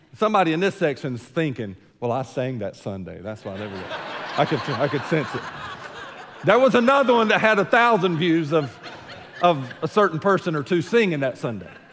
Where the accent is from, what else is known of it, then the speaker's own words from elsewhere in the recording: United States; I'm American true and true and through and through